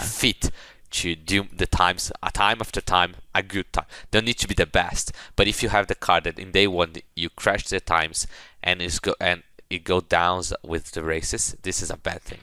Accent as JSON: {"language": "English", "country": "Brazil", "said": "I'm from Brazil."}